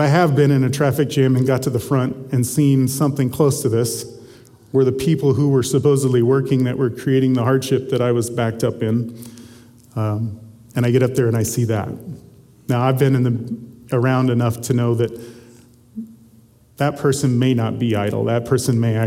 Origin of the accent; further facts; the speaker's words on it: Southwest Missouri, United States; I grew up in Southwest Missouri